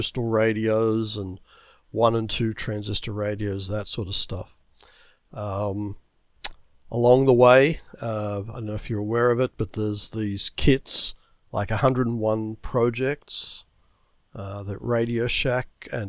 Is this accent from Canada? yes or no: no; Melbourne, Victoria, Australia; moved away as an adult; now in United States; I grew up in Melbourne, Australia